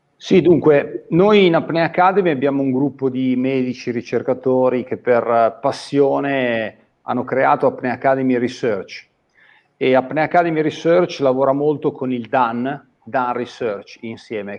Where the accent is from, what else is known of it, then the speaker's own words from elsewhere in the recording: Busto Arsizio, Lombardy, Italy; sono di Busto Arsizio